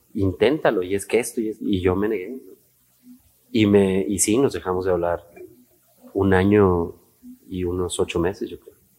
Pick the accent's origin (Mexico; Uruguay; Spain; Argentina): Mexico; Aguascalientes; moved away as an adult; also born or lived in Mexico City; yo me fui muy chavo de Aguascalientes, me fui a los 19 años